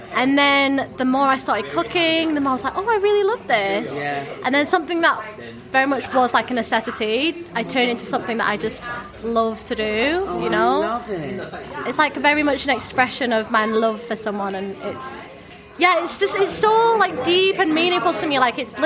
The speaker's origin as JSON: {"language": "English", "town": "Accrington", "region": "North West England", "country": "United Kingdom", "tie": "born or raised there", "accent": "northern", "moved": "as an adult", "said": "this is in Accrington. So the village that we lived in was Huncourt, and literally I was the only non-white person in that primary school"}